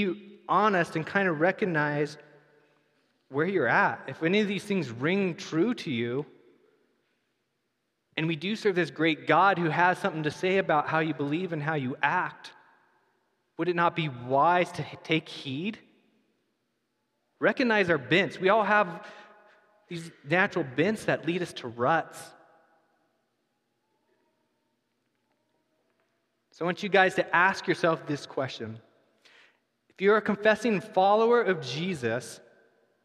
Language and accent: English; United States; We're American